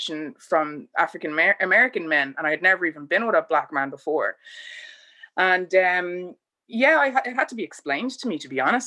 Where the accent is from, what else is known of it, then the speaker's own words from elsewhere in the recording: Bray, Leinster, Ireland; also born or lived in United States; I'd say I'm from Bray